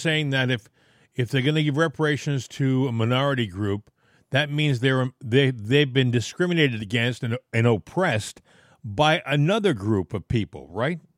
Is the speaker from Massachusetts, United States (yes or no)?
yes; southeastern Massachusetts, United States; I grew up in Massachusetts. And, uh, I lived in southeastern Massachusetts